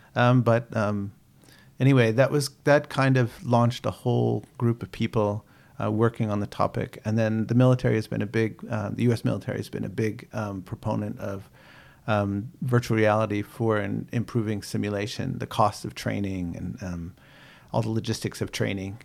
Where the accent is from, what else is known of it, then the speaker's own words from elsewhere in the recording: United States; moved away as an adult; also born or lived in Boston, Massachusetts; now in New Zealand; I grew up outside of Washington, D C